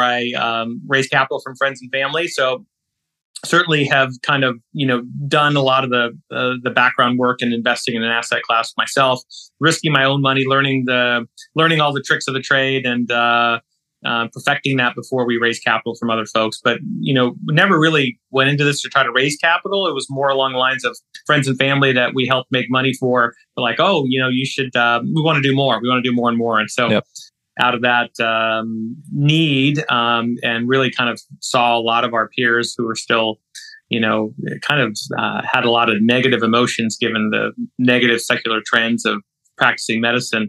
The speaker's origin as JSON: {"language": "English", "town": "Kansas City", "region": "Missouri", "country": "United States", "tie": "born or raised there", "also_born_or_lived": "Baltimore, Maryland", "moved": "as an adult", "lives_now": "Louisville, United States", "said": "I grew up in Kansas City, son of two Indian immigrant kids, two immigrant parents, rather."}